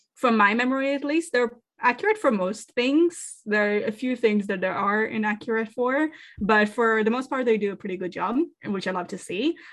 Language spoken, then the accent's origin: English; Israel; moved away; I grew up in Israel and therefore I was very much exposed to Jewish culture